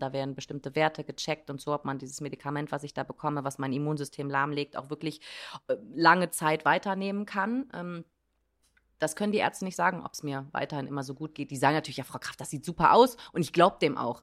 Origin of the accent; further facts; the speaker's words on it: Germany; bei uns in Deutschland